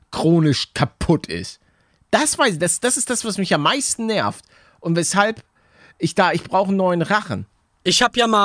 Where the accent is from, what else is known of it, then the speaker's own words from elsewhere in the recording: Lübeck, Schleswig-Holstein, Germany; Aus Lübeck komme ich, nicht. aus dem Norden.